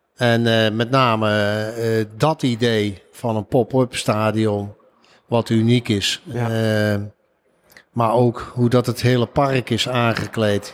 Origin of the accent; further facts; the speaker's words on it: Eindhoven, North Brabant, Netherlands; Ik kom zelf uit Eindhoven